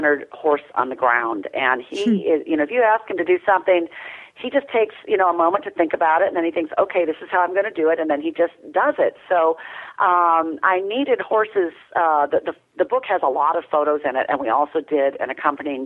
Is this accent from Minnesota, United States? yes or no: yes; Minnesota, United States; also born or lived in rural Tennessee; now in Tennessee, United States; I'm from Minnesota originally. I've lived here for 26 years